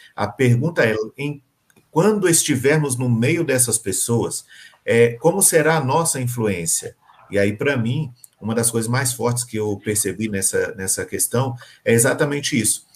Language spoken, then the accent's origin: Portuguese; Minas Gerais, Brazil; vou falar como mineiro